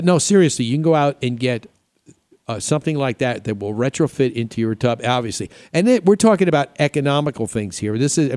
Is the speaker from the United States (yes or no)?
yes; New York, United States; I grew up in New York